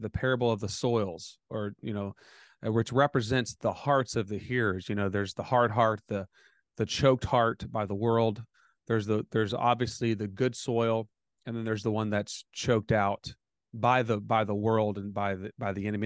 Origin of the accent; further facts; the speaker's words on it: United States; I'm American